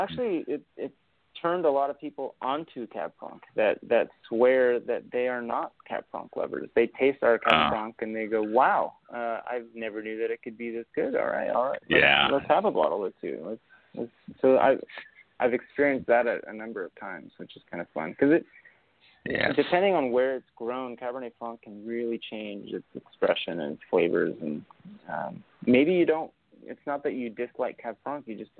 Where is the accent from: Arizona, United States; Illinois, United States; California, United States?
California, United States; Napa; also born or lived in Argentina; But I grew up in Napa. I call myself a Napkin. This is my hometown.